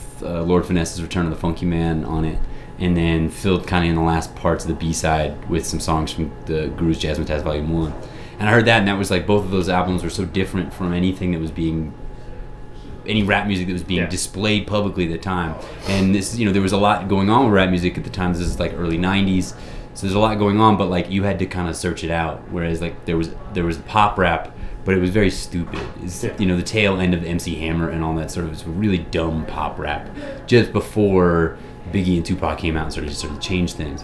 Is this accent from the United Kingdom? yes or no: no; Jacksonville, Florida, United States; moved away; also born or lived in Dallas; growing up in Florida